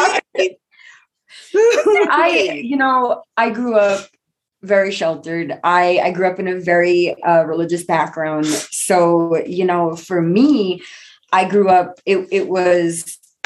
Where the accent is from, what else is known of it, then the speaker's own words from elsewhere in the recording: New York City, New York, United States; I'm born and raised in Brooklyn, New York